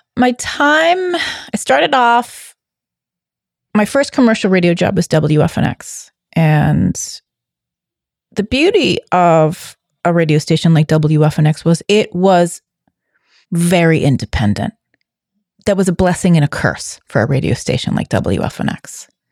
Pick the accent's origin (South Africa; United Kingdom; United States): United States; Boston, Massachusetts; I am a Bostonian, a native New Englander